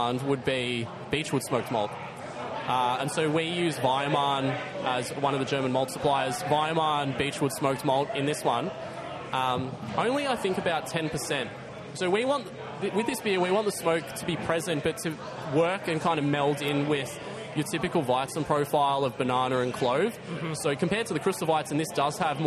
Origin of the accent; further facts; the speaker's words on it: Torquay, Victoria, Australia; moved away; I come from Torquay. I used to go to the pub and just knock it off whenever I'd go visit the parents